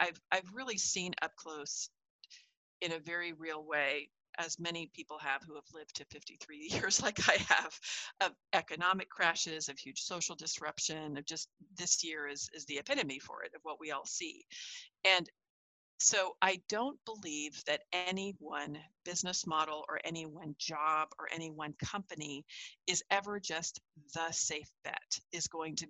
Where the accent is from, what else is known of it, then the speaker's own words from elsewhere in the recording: California, United States; where I grew up in California